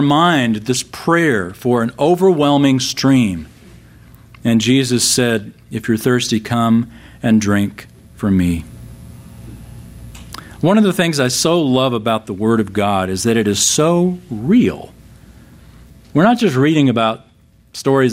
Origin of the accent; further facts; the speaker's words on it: San Antonio, Texas, United States; I grew up in San Antonio